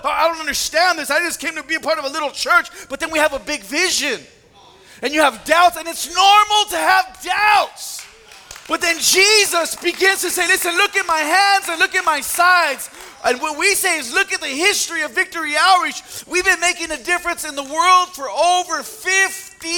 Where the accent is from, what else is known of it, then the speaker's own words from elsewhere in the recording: California, United States; moved away; I'm from California, everybody. I don't know what winter is. We have a year-round summer.